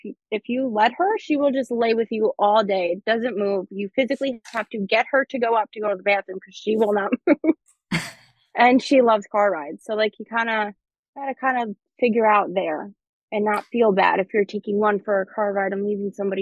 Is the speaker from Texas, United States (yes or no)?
no; New York, United States; we're from New York.